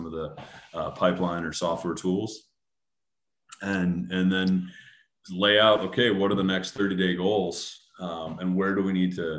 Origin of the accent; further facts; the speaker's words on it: Grand Rapids, Michigan, United States; Grand Rapids, Michigan, my hometown.